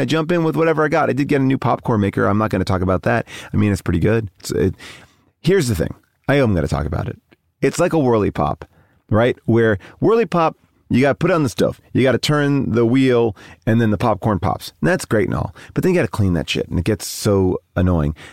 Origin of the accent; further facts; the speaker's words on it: Long Island, New York, United States; I'm also from Long Island